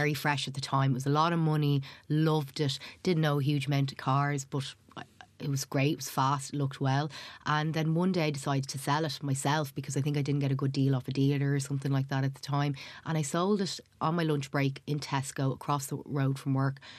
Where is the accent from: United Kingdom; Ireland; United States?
Ireland; Dublin, Leinster; also born or lived in Somalia; I was growing up in Tala